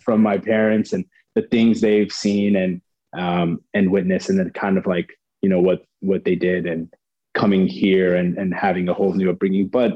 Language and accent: English; Lorton, Virginia, United States; also born or lived in Alexandria, Virginia / Maryland; I grew up in Virginia, like born and raised